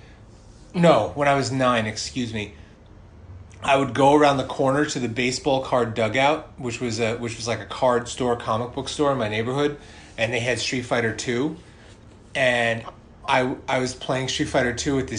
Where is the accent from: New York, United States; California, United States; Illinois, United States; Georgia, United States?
New York, United States; New York City; I'm from Brooklyn